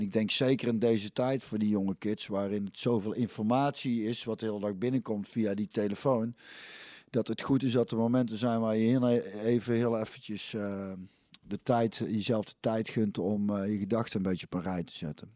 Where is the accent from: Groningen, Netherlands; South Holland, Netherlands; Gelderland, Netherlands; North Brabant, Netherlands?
North Brabant, Netherlands; 's-Hertogenbosch; also born or lived in Goirle; ik ben eigenlijk opgegroeid in Hintem, ja, wat nou dus een Bos is